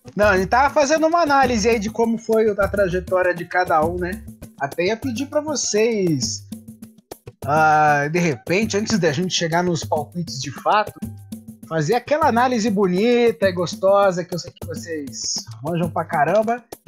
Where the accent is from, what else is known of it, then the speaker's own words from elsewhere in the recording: Brazil; Eu, eu como brasileiro